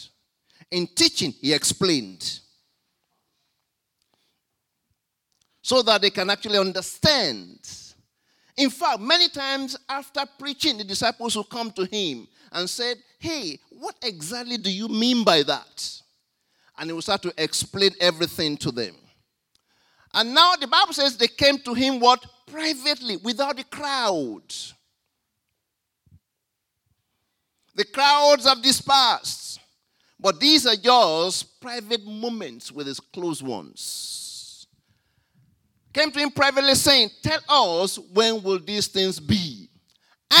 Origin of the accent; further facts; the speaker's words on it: Nigeria; now in Australia; When we were growing up in Nigeria